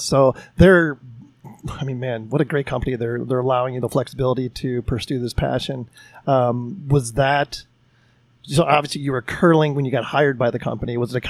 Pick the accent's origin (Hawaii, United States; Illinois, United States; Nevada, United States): Illinois, United States; Chicago; I'm from Chicago.